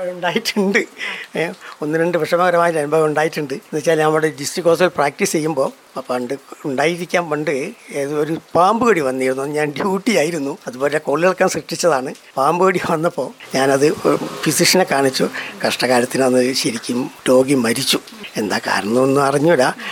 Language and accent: Malayalam; Kozhikode, Kerala, India; moved away as an adult; also born or lived in Wayanad; now in Mananthavady, India; ഞാനും സ്ഥിരമായിട്ട് വയനാട്ടുകാരനല്ല കോഴിക്കോട്ടുകാരനാണ്